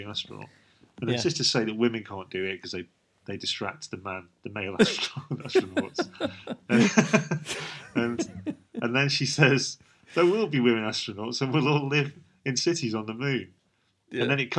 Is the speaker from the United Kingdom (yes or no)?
yes; United Kingdom; we're British